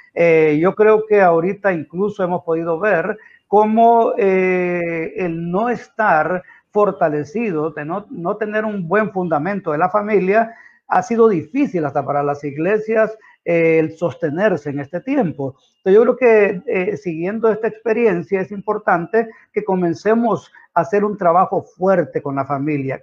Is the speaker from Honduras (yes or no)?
yes; Santa Bárbara, Honduras; now in San Pedro Sula, Honduras; yo vengo de Santa Bárbara, mi familia es de Santa Bárbara, nací en un, en un monte bien elevado allá, en una, una aldea que se llama La Alianza, en Colina Santa Bárbara